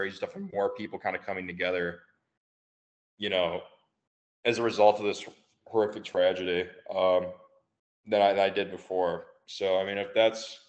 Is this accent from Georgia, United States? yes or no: no; Michigan, United States; we're all from Michigan